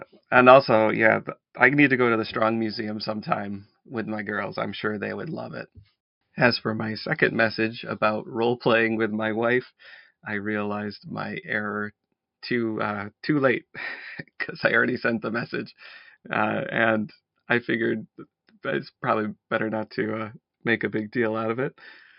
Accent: Syracuse, New York, United States; So I guess I'm more of a central New Yorker than an upstate New Yorker then, given those rules. I grew up in the Syracuse area.

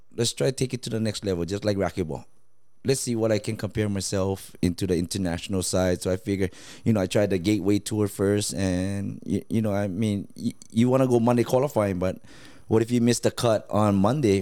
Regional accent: Laos; now in United States; home where i'm from laos

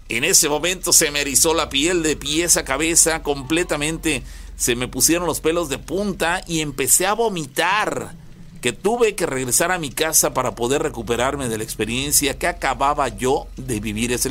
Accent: Naranjal, Veracruz, Mexico; tengo 20 años. Yo soy del municipio de Naranjal, aquí relativamente cerca de Córdoba.

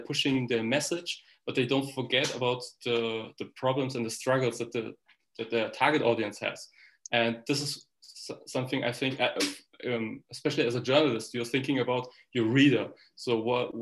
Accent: Germany; I'm born and raised in Germany

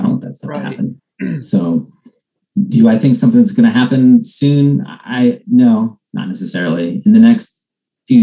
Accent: Ohio, United States; I was born in Ohio

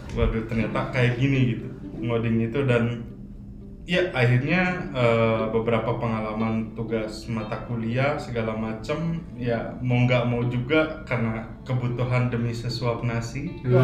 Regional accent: Sumedang, West Java, Indonesia; moved away as an adult; also born or lived in Bandung / Bogor; now in Jakarta, Indonesia; lahir di Bandung hmm. cuman besar di Sumedang

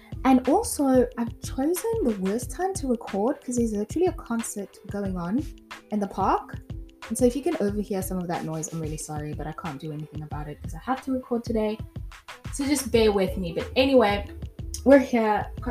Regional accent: South Africa; moved away as an adult; also born or lived in France / Grahamstown, South Africa; born in South Africa, raised in South Africa, and when I was 23, I moved from South Africa to France to start a whole new life

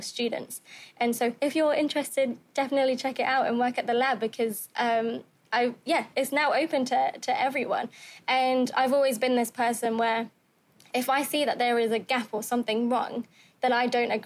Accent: London, United Kingdom; moved away as an adult; now in California, United States; All right, so I'm from London. I was born in London in the UK.

